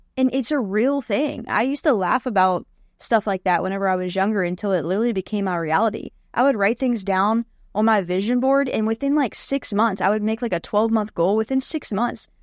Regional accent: West Virginia, United States; I grew up in West Virginia

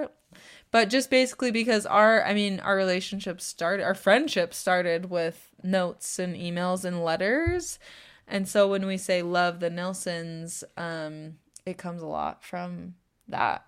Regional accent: Temecula, California, United States; born or raised there

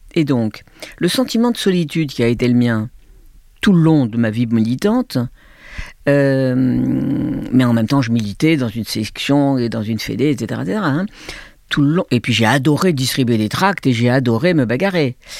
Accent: Algiers, Algiers Province, Algeria; moved away; also born or lived in France / Hong Kong / Beijing; J'ai grandi avec la guerre d'Algérie, dans une famille de gauche, de juifs de gauche, à Alger

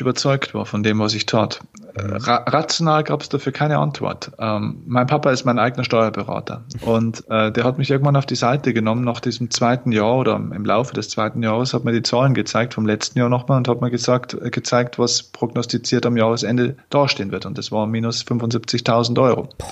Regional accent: Lower Bavaria, Germany; accent: Bavarian dialect (hidden); Ich komme aus Niederbayern

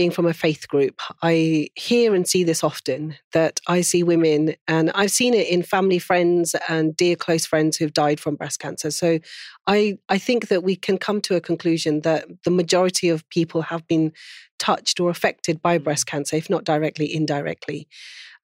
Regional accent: Pakistan; being Pakistani

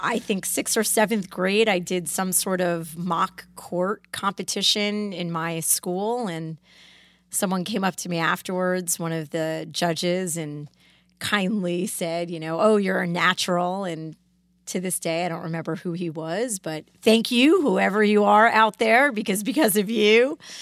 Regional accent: Greenwich, Connecticut, United States; I grew up in Cascade, which is a part of Greenwich, Connecticut

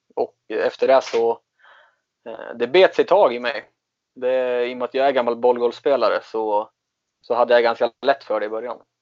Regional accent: Katrineholm, Södermanland, Sweden; moved away as an adult; also born or lived in Germany / Falun; jag är uppvuxen utanför i Katrineholm

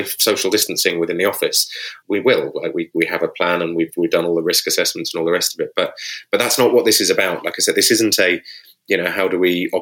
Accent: United Kingdom; we're British

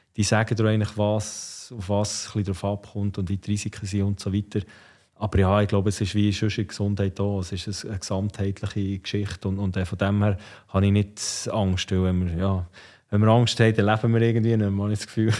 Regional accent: Ostermundigen, Bern, Switzerland; wir sind natürlich bei Ostermundig aufgewachsen

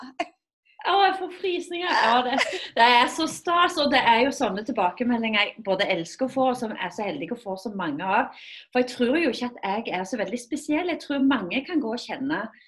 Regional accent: Rogaland, Norway; jeg kommer jo fra Fuel-regionen, Rogaland.

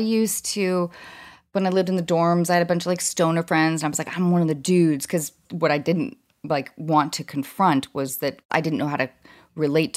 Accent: Edmonds, Washington, United States; moved away; Edmonds, Washington

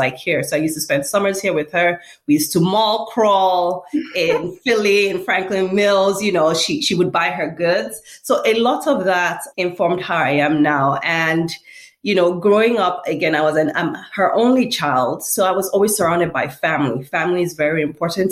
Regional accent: Lagos, Nigeria; moved away as an adult; now in United States; I was born and raised in Lagos, Nigeria. I went to elementary school there and high school there

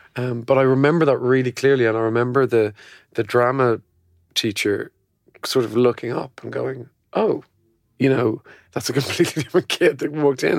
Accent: Ireland; I came from Catholic Ireland

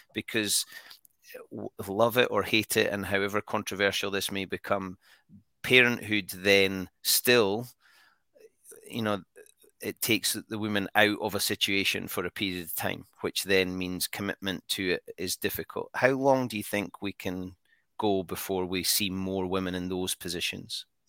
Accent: Scotland, United Kingdom; we're Scottish

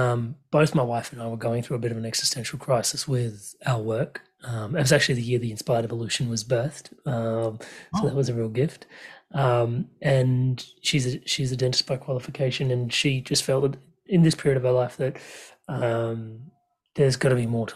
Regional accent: Australia; as an Aussie

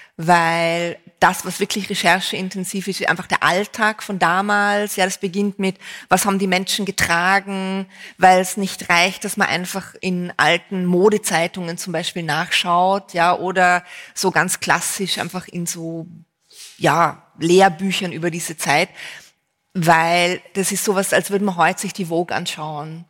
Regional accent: Vienna, Austria; bei uns in Wien

